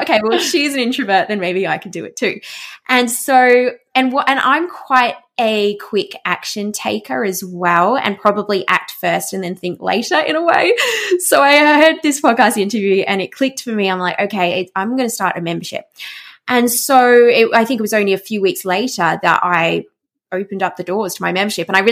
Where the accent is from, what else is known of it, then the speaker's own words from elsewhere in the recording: Australia; I'm Australian, I'm not American